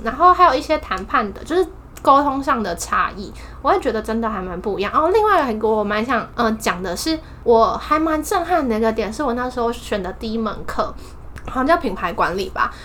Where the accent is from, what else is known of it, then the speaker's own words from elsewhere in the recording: Taipei, Taiwan; also born or lived in Lille, France; 我是台北人，然后我大学也在台北。对，所以我就是一直住在家里